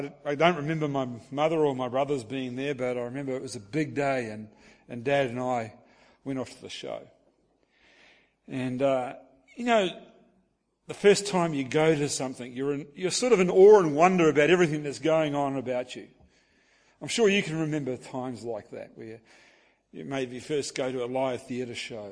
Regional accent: Hastings, Hawke's Bay, New Zealand; My hometown is Hastings, New Zealand

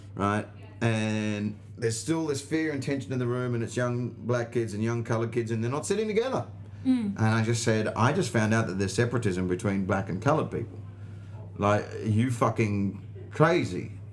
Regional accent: Australia; accent: Australian; my accent, and it's the only time the Australian accent

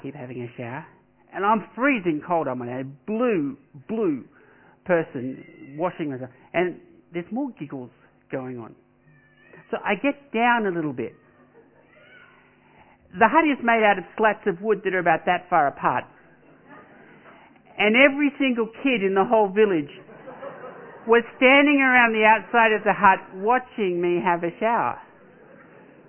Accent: Australia; I'm an Australian

